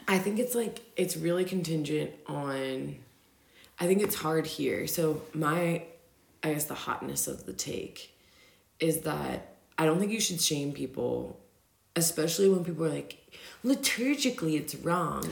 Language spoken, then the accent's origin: English; Virginia, United States; also born or lived in Denver; now in Austria; I'm from Virginia.